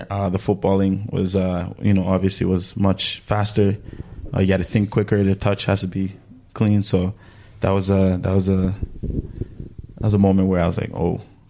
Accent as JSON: {"language": "English", "country": "Canada", "said": "And plus, I have to pick him because I'm from Canada."}